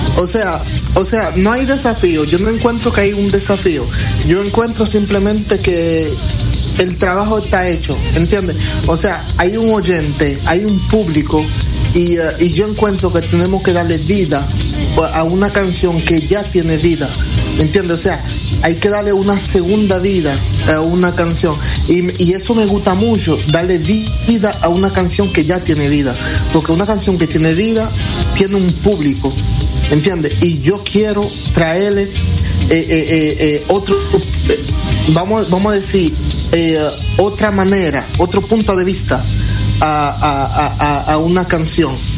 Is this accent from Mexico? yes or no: no; Dominican Republic; moved away; yo soy un dominicano, un DJ